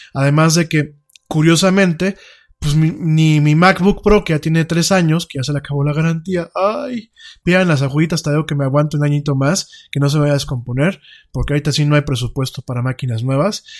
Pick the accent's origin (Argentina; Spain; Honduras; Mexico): Mexico; como mexicano